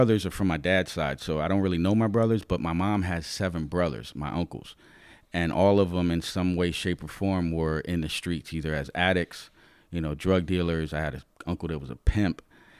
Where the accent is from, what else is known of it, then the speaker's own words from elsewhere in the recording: New York, United States; now in Lancaster, United States; I'm originally from New York, the Bronx. My mom and stepdad, my sister and I decided to move from New York, the Bronx, to Lancaster